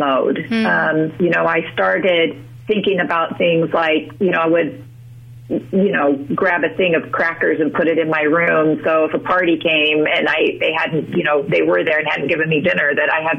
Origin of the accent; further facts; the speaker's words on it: Utah, United States; I'm originally from Utah